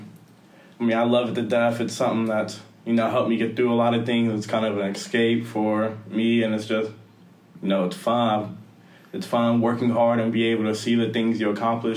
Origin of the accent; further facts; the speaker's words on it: Columbus, Ohio, United States; moved away as an adult; From Columbus, Ohio